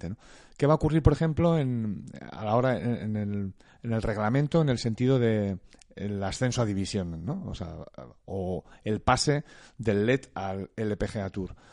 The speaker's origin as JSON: {"language": "Spanish", "country": "Spain", "said": "y como buenos españoles cuando hay un acuerdo de este tipo"}